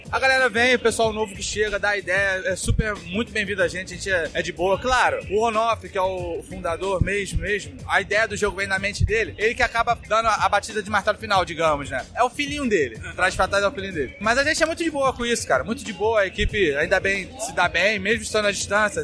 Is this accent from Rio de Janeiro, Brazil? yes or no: yes; Rio de Janeiro, Brazil; eu sou do Rio de Janeiro